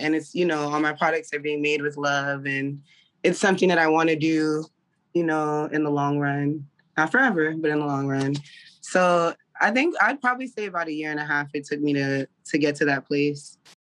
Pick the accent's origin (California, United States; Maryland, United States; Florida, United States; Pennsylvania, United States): Florida, United States; South; I'm originally from South Florida. I have a Caribbean background